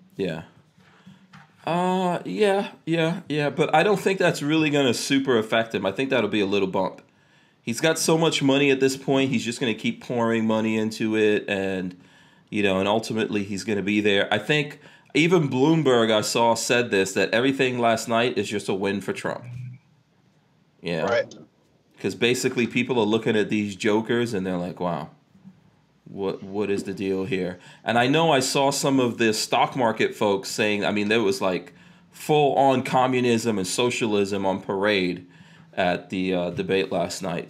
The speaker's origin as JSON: {"language": "English", "town": "New York City", "region": "New York", "country": "United States", "tie": "born or raised there", "also_born_or_lived": "New Jersey", "moved": "yes", "lives_now": "Florida, United States", "said": "I grew up in uh, in in Far Rockaway, New York, and I got out of there, went to New Jersey, actually worse. You know, and then came to Florida"}